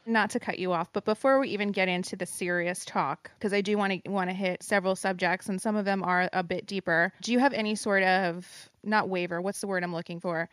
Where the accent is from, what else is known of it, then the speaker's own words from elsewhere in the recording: New Jersey, United States; moved away; I am in my home state of New Jersey